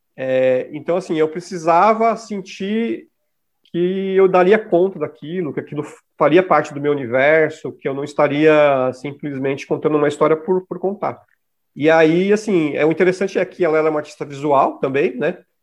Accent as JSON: {"language": "Portuguese", "region": "São Paulo", "country": "Brazil", "said": "eu sou de São Mateus, que é um bairro que tem grupos de raps muito importantes"}